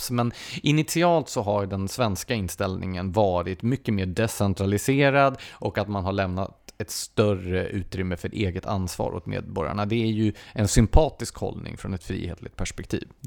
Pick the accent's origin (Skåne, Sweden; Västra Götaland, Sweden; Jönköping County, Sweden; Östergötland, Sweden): Skåne, Sweden; Som skåning kan jag ändå, nej, jag fattar vad du menar.